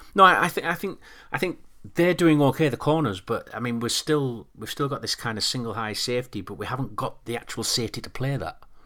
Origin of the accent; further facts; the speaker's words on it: United Kingdom; we're, we're British